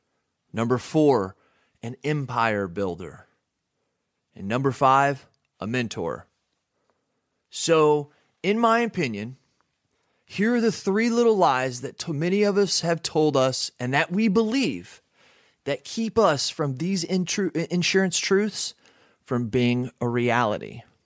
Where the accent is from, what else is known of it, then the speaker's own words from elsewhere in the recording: Texas, United States; also born or lived in Phoenix, Arizona / Washington; I used to live in Texas when I was little. I was born in Phoenix, Arizona, moved to Texas. And then when my dad got a job at Boeing, we had to move to Washington.